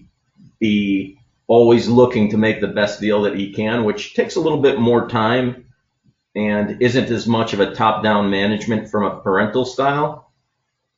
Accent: University City, Missouri, United States; So I grew up in University City, and around kindergarten, the U City School District

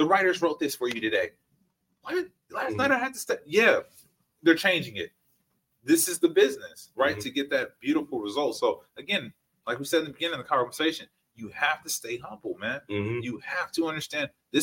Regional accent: Richmond, California, United States; I'm from Richmond

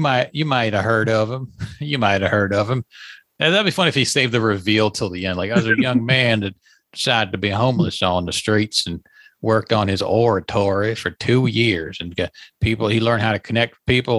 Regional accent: Leesburg, Virginia, United States; moved away; I was in my hometown by the way yesterday, Leesburg, Virginia

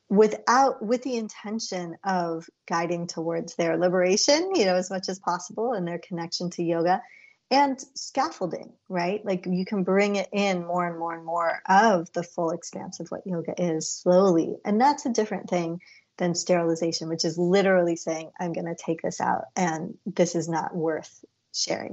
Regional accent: India; as an Indian girl and then women growing up, we always said namaste or namaskar to our elders.

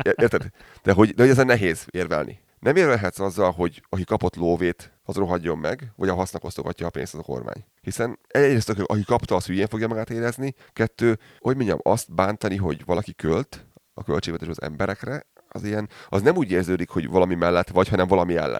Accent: Hungary; now in Calgary, Canada; én így magyarként

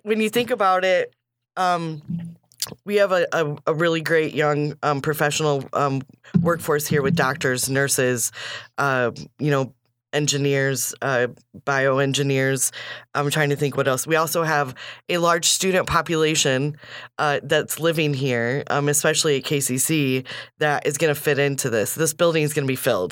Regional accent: Kankakee, Illinois, United States; we grew up here

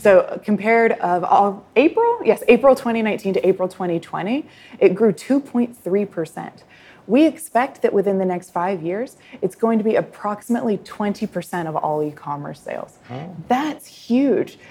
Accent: United States; now in Thailand; as an American consumer myself living in Thailand

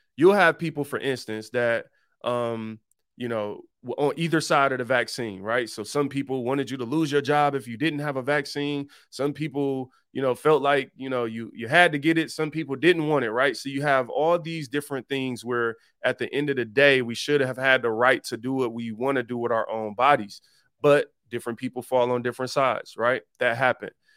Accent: Detroit, Michigan, United States; I was born and raised in Detroit

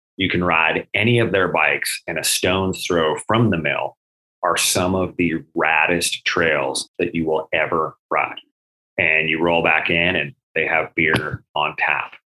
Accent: Massachusetts, United States; moved away; I was born in Massachusetts

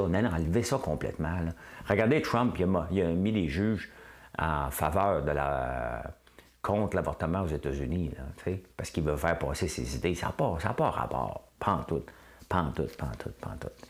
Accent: Quebec, Canada; c'était probablement mon maudit Québécois.

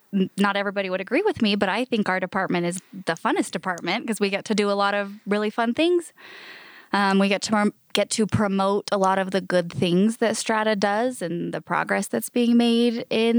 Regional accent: Wasatch Front, Utah, United States; moved away as an adult; now in Uintah Basin, United States; I'm not from here. I grew up out on the Wasatch Front and ended up out here because my husband is a Roosevelt native.

